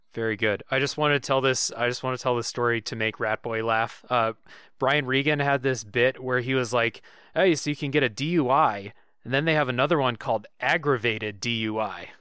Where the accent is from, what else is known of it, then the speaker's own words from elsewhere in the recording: United States; I'm an American